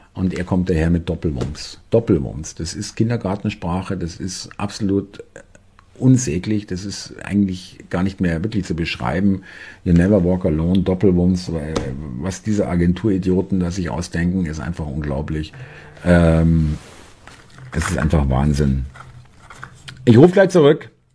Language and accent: German; Munich, Bavaria, Germany; ich bin selber Münchner